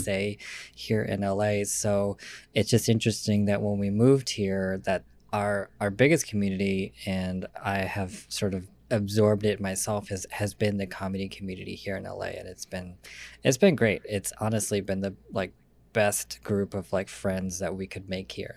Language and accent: English; Lansing, Michigan, United States; also born or lived in San Diego, California; I am from Lansing